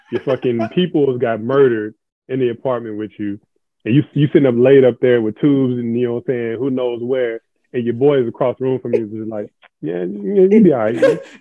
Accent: New York, United States; born there; I was, I was born in New York, by the way.

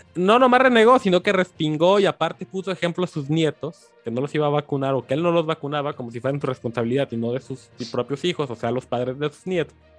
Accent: Mexico; uno como mexicano lo vive

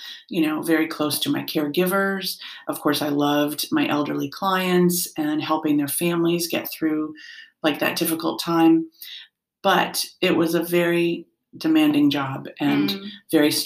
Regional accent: Norwalk, Connecticut, United States; now in Newtown, United States; I grew up in Norwalk

